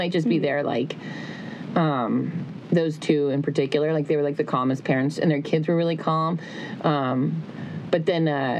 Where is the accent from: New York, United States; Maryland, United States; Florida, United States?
Florida, United States; now in California, United States; I grew up in Florida.